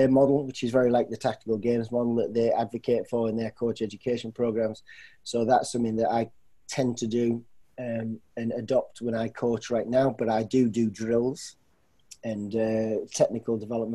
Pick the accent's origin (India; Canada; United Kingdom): United Kingdom; North East England; now in Pickerington, United States; I grew up in England, in the northeast part of England